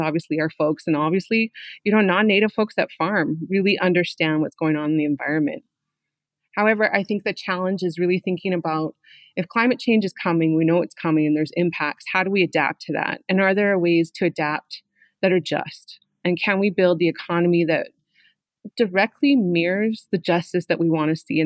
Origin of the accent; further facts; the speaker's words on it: Saskatchewan, Canada; I am from Treaty 4, which is southern Alberta, southern Saskatchewan, and southern Manitoba